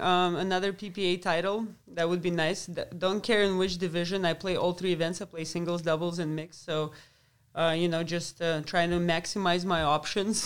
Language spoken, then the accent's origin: English; Moscow, Russia; moved away as an adult; also born or lived in Lubbock, Texas; I grew up in Moscow, so it's a big city